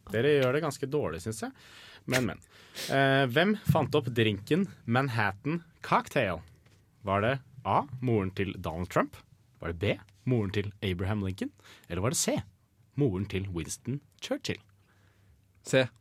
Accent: Norway; Vi er nordmenn

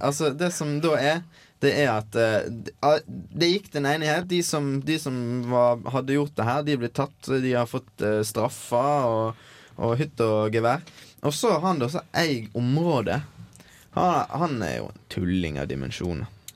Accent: Norway; moved away; min heimbygd.

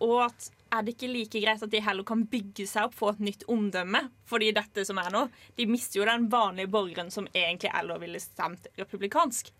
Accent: Lillesand, Agder, Norway; jeg kommer jo fra Lillesand

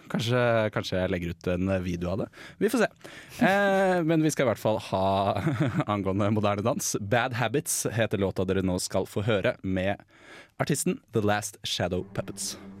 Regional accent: Bærum, Akershus, Norway; jeg, er fra Bærum

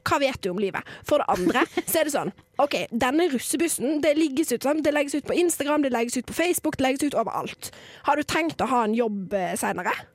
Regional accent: near Bergen, Vestland, Norway; ikke min hjemby, kommer ikke helt fra Bergen, men nesten

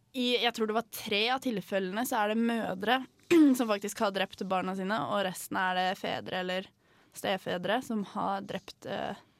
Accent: Tønsberg, Vestfold, Norway; jeg er fra Tønsberg

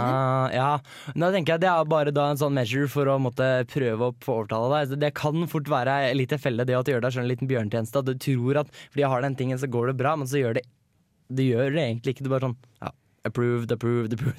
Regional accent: Hønefoss, Buskerud, Norway; moved away; Har vært hjemme i Hønefoss

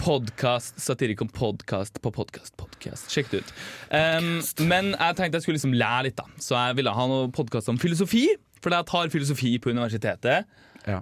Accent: Northern Norway, Norway; accent: northern Norwegian; Som dere sikkert hører, så kommer jo jeg fra, fra nord

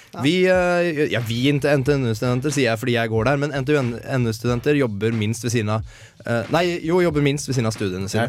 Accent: Eidsvoll, Akershus, Norway; now in Trondheim, Norway; Nå har jeg vært hjemme i, i Eidsvoll, der jeg kommer fra

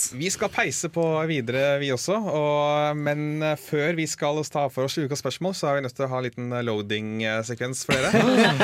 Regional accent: Lillestrøm, Akershus, Norway; also born or lived in Fetsund; jeg er fra Lillestrøm-området

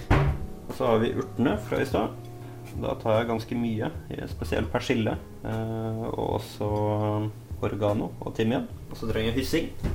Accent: Molde, Møre og Romsdal, Norway; jeg kommer jo fra Molde

